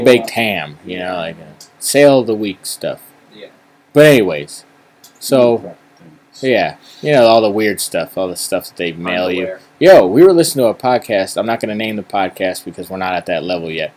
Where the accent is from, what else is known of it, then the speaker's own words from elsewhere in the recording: East Coast, United States; we're from the East Coast